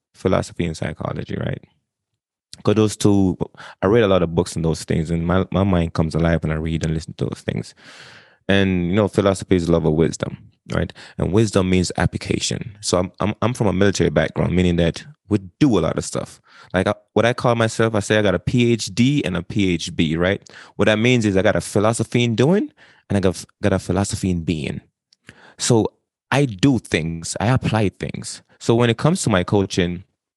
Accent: Jamaica; moved away as an adult; now in United States; I was born and raised in Jamaica.

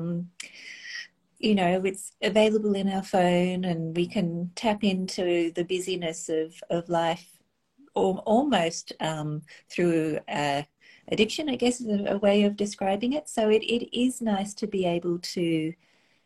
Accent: Australia; growing up in Australia, where the skies are pretty unpolluted

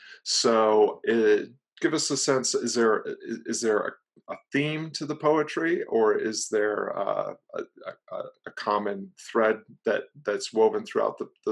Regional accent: Floyd, Virginia, United States; my hometown of Floyd, Virginia.

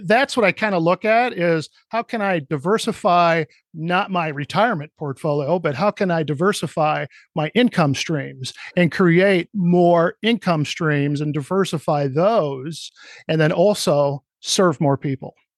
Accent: Cedar Rapids, Iowa, United States; my hometown of Cedar Rapids, Iowa

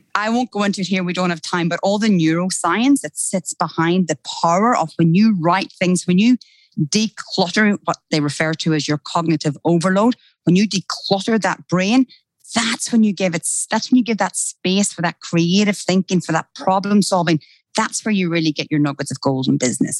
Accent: Ireland; accent: Irish; moved away as an adult; now in Australia; I actually don't hear my Irish accent

